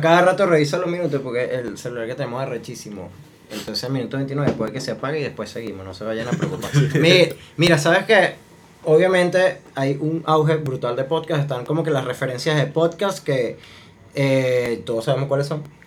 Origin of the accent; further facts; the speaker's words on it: Maracay, Aragua, Venezuela; also born or lived in Valencia, Venezuela; Yo, nací en Valencia, pero tengo toda mi vida en Maracay. O sea, yo literal sí tengo toda mi vida en Maracay.